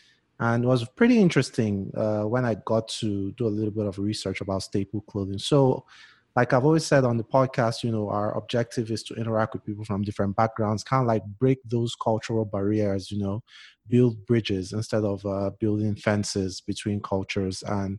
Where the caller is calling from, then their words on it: Denver, Colorado, United States; And I'm recording from Denver.